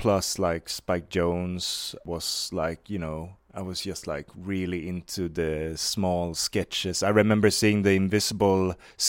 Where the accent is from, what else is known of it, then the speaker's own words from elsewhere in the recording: Varberg, Halland County, Sweden; English is a second language; I'm 29 years old, but I grew up in Varberg. It's called. It's like I was gonna say it's not famous for anything, but I don't know. Like it's like one of those towns in Sweden that just, you know, exists.